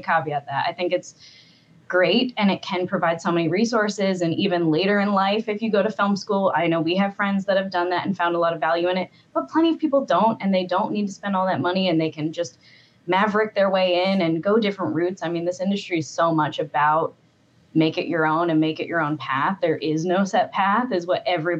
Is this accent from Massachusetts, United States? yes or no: yes; Massachusetts, United States; I didn't come from a place that had a lot of filmmaking. You know, I'm from Massachusetts